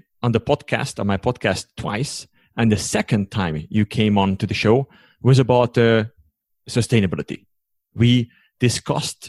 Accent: Hungary; English is a second language; moved away as an adult; also born or lived in United States; now in Switzerland; originally I come from Hungary, and I live now in Switzerland since 2009

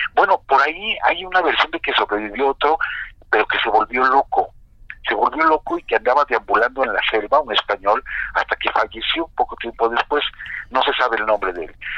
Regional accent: Mexico; nos arraiga más nuestra tierra porque nacimos en México

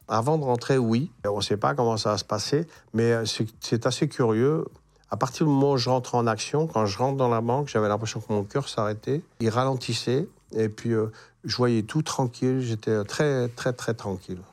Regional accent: north of France, France; moved away as an adult; also born or lived in Berck / Marseille; j'étais du Nord. Hein. Hein, pour nous, gens du Nord

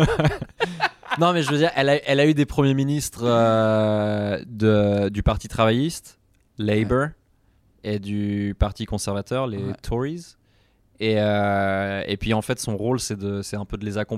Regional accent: Switzerland; vraiment moi, j'étais en, Suisse, mais j'allais à l'école euh, de, de, 12 à 18. J'étais à l'école en France

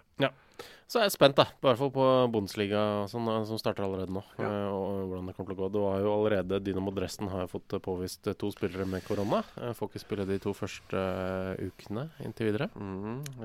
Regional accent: Molde, Møre og Romsdal, Norway; jeg er født i Molde

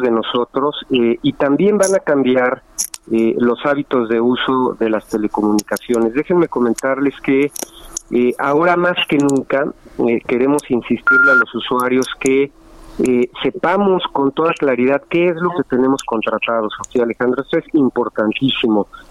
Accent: Mexico; como usuarios mexicanos

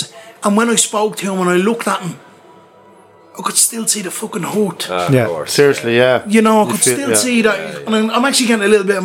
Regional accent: Dublin, Leinster, Ireland; in my hometown in Ballymun

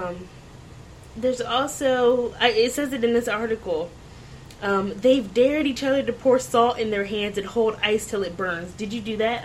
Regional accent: Ocean City, Maryland, United States; I'm from Ocean City, Maryland

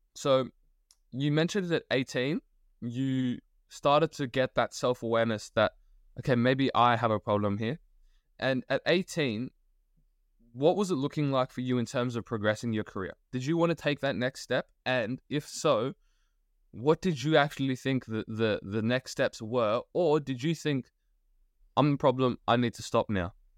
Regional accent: Australia; as an Australian

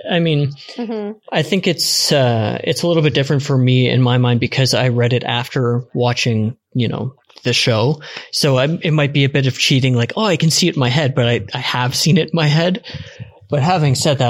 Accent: Eastern Canada, Canada; moved away as an adult; now in Vancouver, Canada; I mean, being Canadian

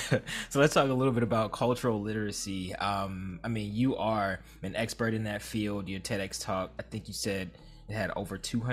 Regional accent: Philadelphia, Pennsylvania, United States; I was born in Philadelphia.

